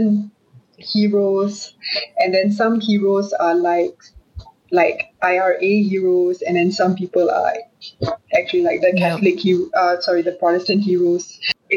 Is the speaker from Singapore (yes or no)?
yes; Singapore; also born or lived in Australia; I'm from Singapore.